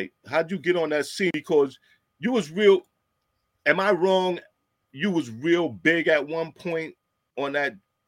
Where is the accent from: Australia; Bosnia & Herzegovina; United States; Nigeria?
United States; New York City, New York; born or raised there